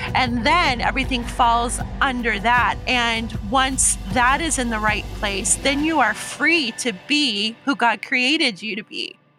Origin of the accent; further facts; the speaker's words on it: Omaha, Nebraska, United States; now in Puyallup, United States; I grew up in Omaha, Nebraska